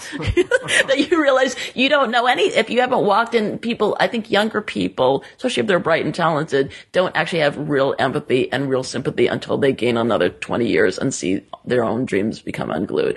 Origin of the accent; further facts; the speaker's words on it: Southern California, United States; I was in the sixties and seventies growing up in Southern California.